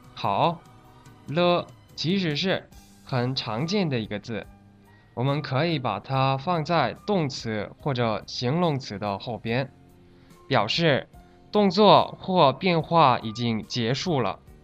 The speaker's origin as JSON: {"language": "Chinese", "country": "South Korea", "second_language": "Chinese", "moved": "yes", "said": "我是来自韩国的"}